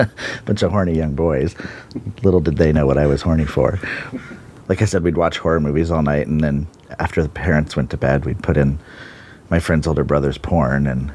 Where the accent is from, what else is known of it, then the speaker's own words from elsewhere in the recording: Bonney Lake, Washington, United States; I grew up in Bonnie Lake, Washington, and I'm 47